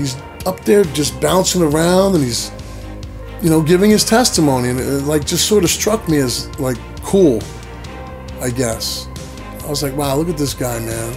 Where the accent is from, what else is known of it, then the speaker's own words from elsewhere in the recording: Garfield, New Jersey, United States; I grew up here in North Jersey, mostly around Garfield, Lodi area.